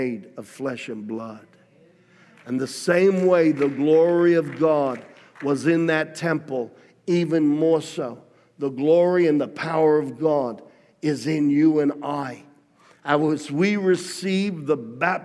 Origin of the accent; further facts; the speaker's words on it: Australia; now in United States; I grew up among Italians in Australia